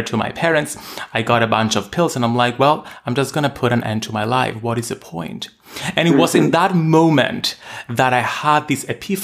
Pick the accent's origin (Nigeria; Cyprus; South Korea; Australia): Cyprus; Growing up in Cyprus, a small Mediterranean island, at the time when homosexuality had just been legalized.